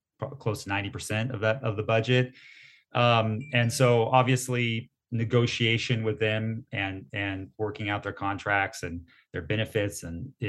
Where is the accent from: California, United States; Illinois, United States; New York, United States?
California, United States; San Diego; I'm born and raised in San Diego